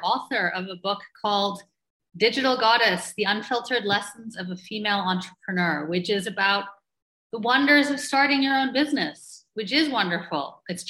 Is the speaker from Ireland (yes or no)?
yes; Ireland; accent: muddled; also born or lived in Toronto, Canada; So I was actually born in Toronto, but my accent is not Canadian. My mother was Irish, so I grew up also in Ireland, and my dad American. So I have three different passports and a very muddled accent.